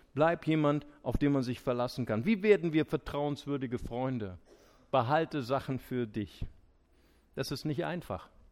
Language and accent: German; Germany; wir Deutschen